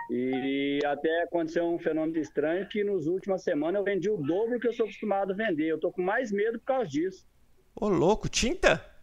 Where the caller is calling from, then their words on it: São José dos Campos, São Paulo, Brazil; Rapaz, capital do Avião, São José dos Campos.